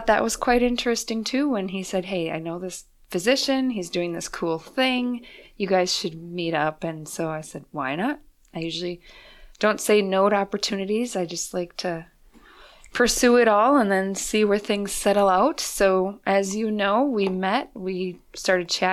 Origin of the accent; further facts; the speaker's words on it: Fargo, North Dakota, United States; moved away as an adult; I was born and raised in Fargo, North Dakota